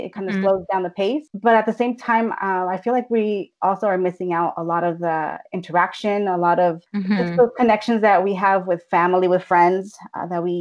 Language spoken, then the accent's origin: English; Bay Area, California, United States; I'm a Chicana, born and raised in California, Bay Area to be more specific